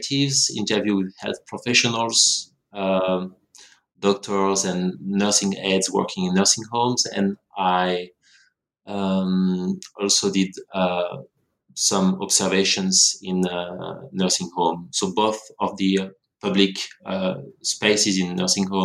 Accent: France; moved away as an adult; also born or lived in Montreal, Canada; now in Australia; I grew up in France, where I did my studies in sociology

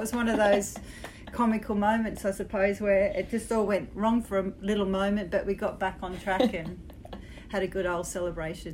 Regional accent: Australia; being an Australian playing men's cricket and boys' cricket all my life

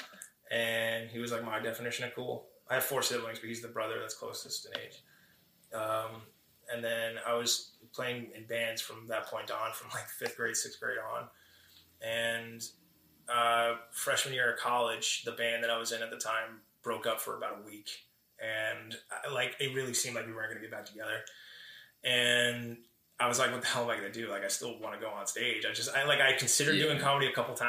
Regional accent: Paramus, New Jersey, United States; also born or lived in Bronx, New York / Los Angeles; I've grown up in Paramus most of my life

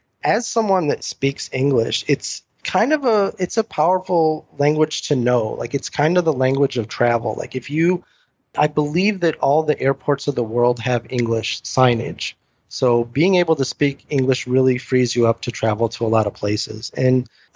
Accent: United States; also born or lived in Taiwan; as an American

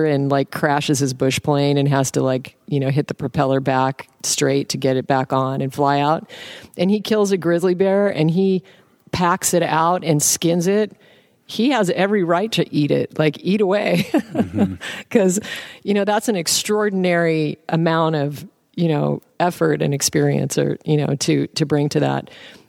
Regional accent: Alaska, United States; now, I was raised in Alaska. My dad is a game hunter. He's a hunter, a bush pilot hunter. I grew up on caribou tacos and moose meat and salmon.

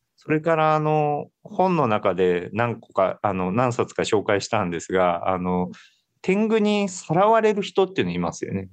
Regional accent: Kansai, Japan; 私関西の人間なので

